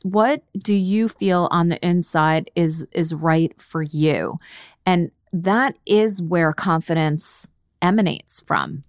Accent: New York, United States; I am from New York and I have a little bit more of a, an edge

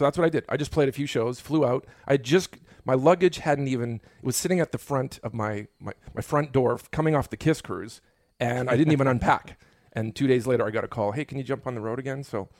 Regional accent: Winnipeg, Manitoba, Canada; moved away as an adult; now in United States; one of my hometown, you know, heroes, the band, you know, it's from Winnipeg where I'm from.

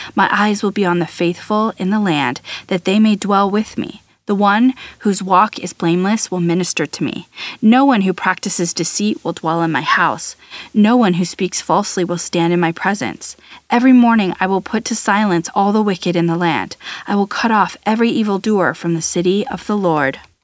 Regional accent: United States; as an American, I, I grew up in a different kind of thinking related to this.

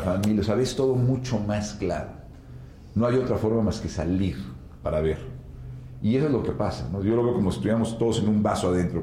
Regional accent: Mexico; como mexicanos

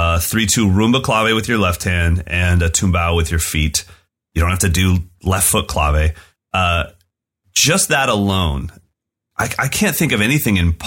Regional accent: California, United States; as an American white kid in California

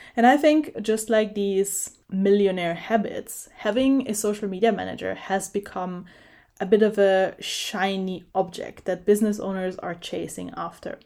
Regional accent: Italy; moved away; I did an internship in a software company in my hometown in Italy

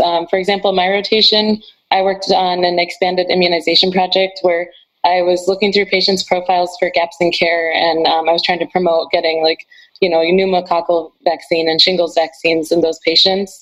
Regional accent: Rochester, Michigan, United States; moved away; I'm originally from Rochester, Michigan.

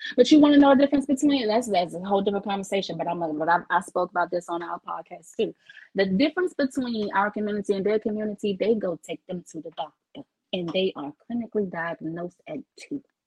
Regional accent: Washington, District of Columbia, United States; I'm born and bred in DC

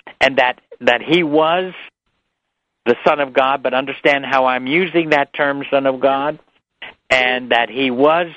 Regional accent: New York City, New York, United States; I was brought up in New York City

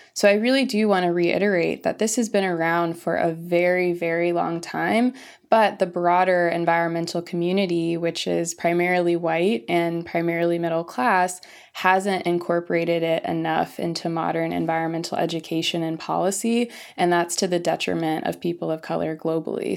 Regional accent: Florissant, Missouri, United States; moved away as an adult; also born or lived in California; I was born and raised in the Midwest, in the United States, in Missouri, in a small town called Florissant.

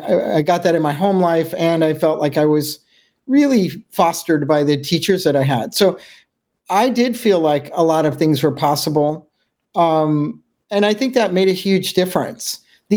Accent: Juneau, Alaska, United States; Juneau, Alaska.

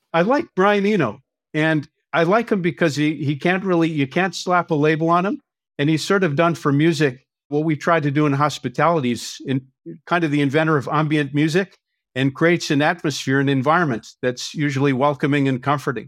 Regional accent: Winnipeg, Manitoba, Canada; now in Vancouver, Canada; I grew up in Winnipeg, Manitoba

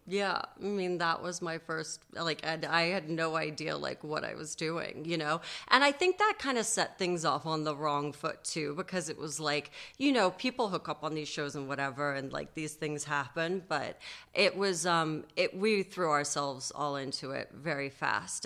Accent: New York, United States; accent: transatlantic; also born or lived in London; I was born in London and then we moved to New York when I was five and a half. So I uh, I actually had like a little British accent and the whole thing when I was a kid and had to lose it.

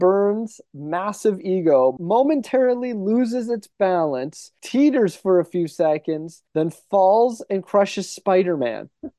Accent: Canada; I'm Canadian. I'm French.

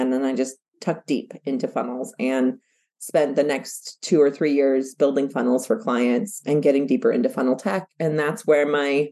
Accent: United States; I was born and raised in the United States, but my parents were born and raised in Mexico

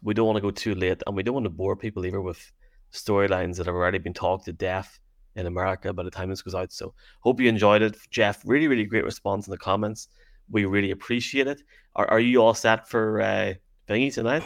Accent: Derry, Northern Ireland, United Kingdom; accent: Derry; my Derry accent

